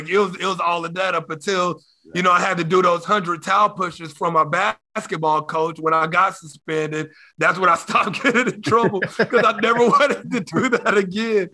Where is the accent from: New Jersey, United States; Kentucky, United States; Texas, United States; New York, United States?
Texas, United States; also born or lived in Oklahoma City, Oklahoma; We moved to Texas when I was like 3 or 4 years old